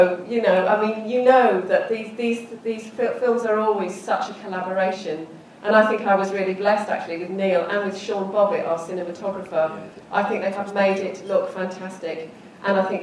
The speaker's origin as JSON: {"language": "English", "town": "Llandudno", "region": "Wales", "country": "United Kingdom", "tie": "born or raised there", "said": "Llandudno was very like that when I spent my teens"}